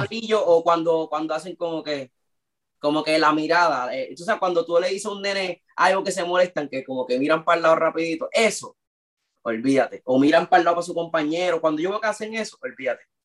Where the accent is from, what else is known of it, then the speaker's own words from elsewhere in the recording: Puerto Rico; also born or lived in Miami; no somos ni 25 personas en la escena de Puerto Rico